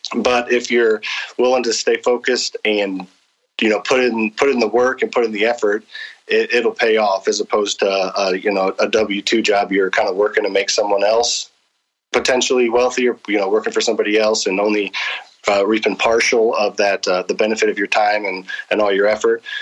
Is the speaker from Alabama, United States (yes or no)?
no; St. Charles, Missouri, United States; also born or lived in Springfield, Missouri; I was born and raised in St. Charles.